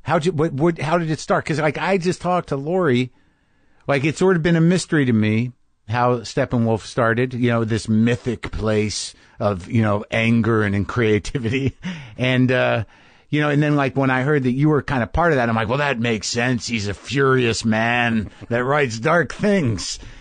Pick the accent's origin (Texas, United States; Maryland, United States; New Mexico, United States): New Mexico, United States; I grew up in New Mexico